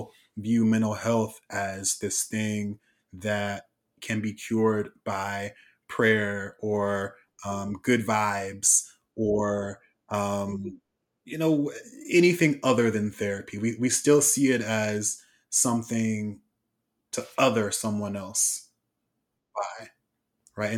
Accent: Oakland, California, United States; I'm from East Oakland

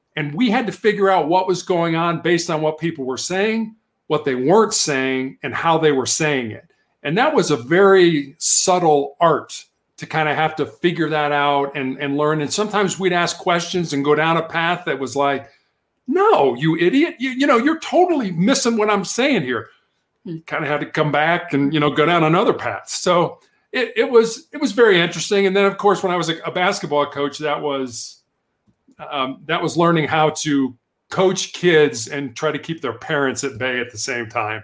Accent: Chicago, Illinois, United States; moved away; I was born and raised in Chicago, Illinois

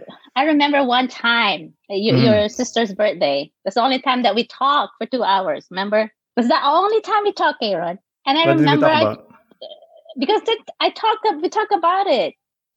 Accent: Tanay, Rizal, Philippines; English is a second language; moved away as an adult; also born or lived in Sorsogon, Bicol / Middle East / North Carolina; now in New York, United States; So I was born in Sursogon, Bicol, southern part of the Philippines, the mainland, yeah. And then I remember we moved to Sampaloc when I was 6 or 5. Then I grew up in Sampaloc, Tanay Rizal.

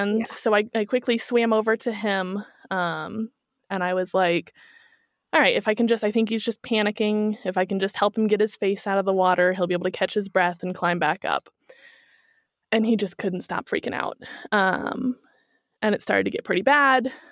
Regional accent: Kansas City, Missouri, United States; moved away as an adult; now in Germany; I'm from Kansas City

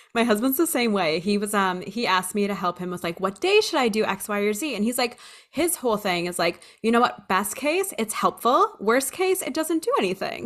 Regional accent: Hawaii, United States; I grew up in Hawaii and I spent my summers in the Philippines

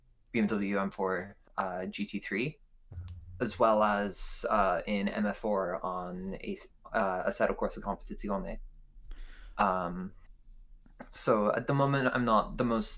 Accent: Ireland; I am from Ireland. I am the token Irish one in Priz.

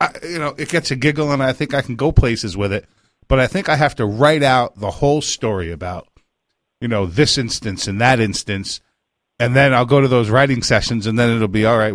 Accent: Pine Bush, New York, United States; I grew up in Pine Bush, New York

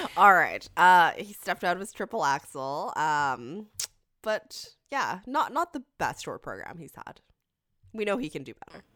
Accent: Canada; I'm Canadian.

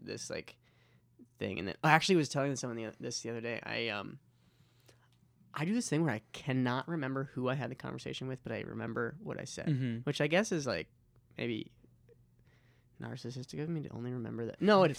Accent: Hingham, Massachusetts, United States; also born or lived in Chicago; I'm from Hingham.

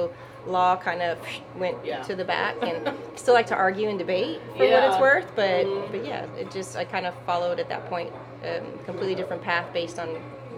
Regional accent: El Paso, Texas, United States; also born or lived in Germany; now in Houston, United States; So I grew up in El Paso somewhat. I'm a military brat. My dad went to Fort Bliss, was in the Army. Mm-hmm. But I was born in Germany and spent portion of my younger preteen years in Germany traveling.

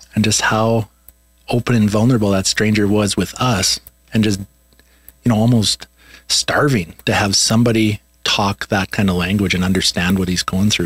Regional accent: Swift Current, Saskatchewan, Canada; we were in my hometown in swift current saskatchewan

